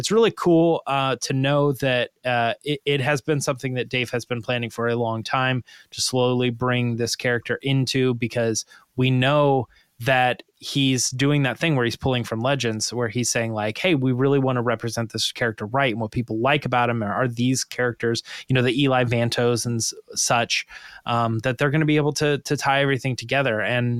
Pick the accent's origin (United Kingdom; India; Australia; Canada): United Kingdom; Scotland; I'm from Scotland.